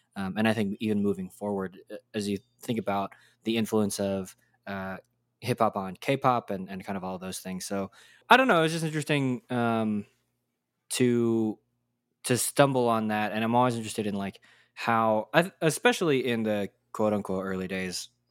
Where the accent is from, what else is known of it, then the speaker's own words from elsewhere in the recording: Texas, United States; I grew up in Texas